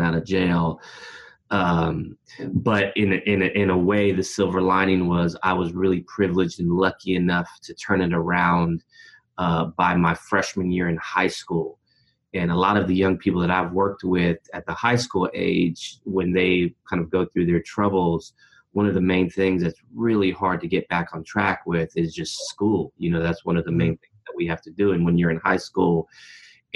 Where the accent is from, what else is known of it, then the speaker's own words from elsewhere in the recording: Berkeley, California, United States; now in Oakland, United States; Born and raised in Berkeley, California, and I've been in Oakland, California, right next door for the better part of my adult life